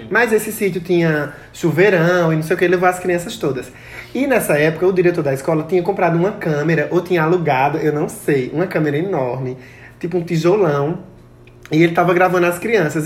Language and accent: Portuguese; Pão de Açúcar, Brazil; lá onde eu me criei, né? Pão de açúcar